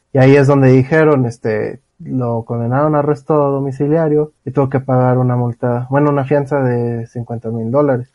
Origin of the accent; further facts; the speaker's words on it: Mexico; somos mexicanos